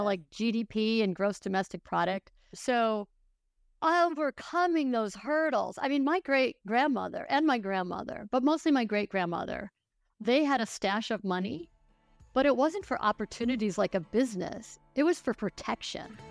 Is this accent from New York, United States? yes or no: yes; Buffalo, New York, United States; I grew up in Buffalo, New York